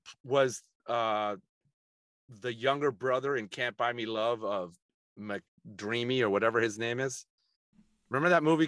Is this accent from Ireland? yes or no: no; Colombia; also born or lived in Puerto Rico / Venezuela / Hong Kong; I speak fluent Spanish. I was raised in Colombia, Puerto Rico, Venezuela, and then lived in Hong Kong.